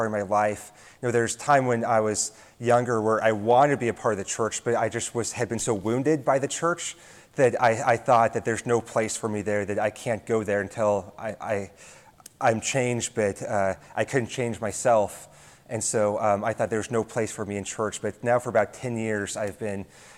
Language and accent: English; Nebraska, United States; I'm from Nebraska, born and raised here